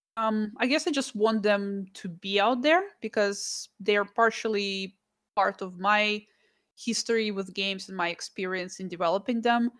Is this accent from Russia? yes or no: yes; Russia; moved away; I'm from Russia, I was born there.